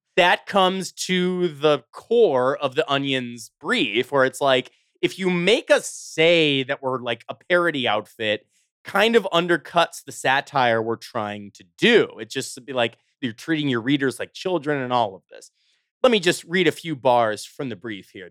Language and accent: English; Chicago, Illinois, United States; I'm from the suburbs of Chicago